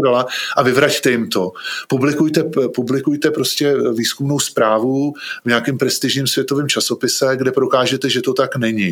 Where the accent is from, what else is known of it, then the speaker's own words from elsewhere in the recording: Bohemia, Czechia; u nás v Čechách